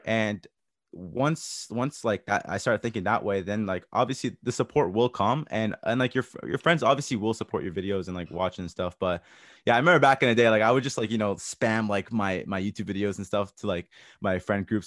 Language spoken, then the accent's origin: English; Toronto, Ontario, Canada; I grew up in Toronto, a multicultural area.